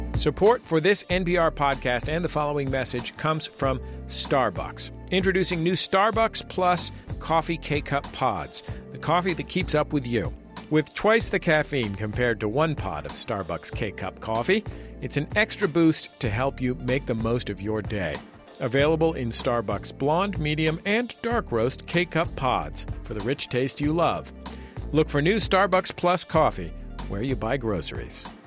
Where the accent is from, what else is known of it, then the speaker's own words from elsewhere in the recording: San Francisco, California, United States; I'm from San Francisco and have one parent from the East Coast and one parent from the Midwest, have Uh, a, an accent that only a linguist would recognize as a, as a regional accent